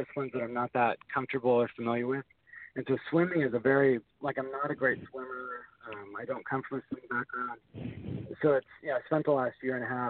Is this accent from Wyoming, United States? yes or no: no; Port Angeles, Washington, United States; about 30 kilometers from my hometown in Port Angeles up to Canada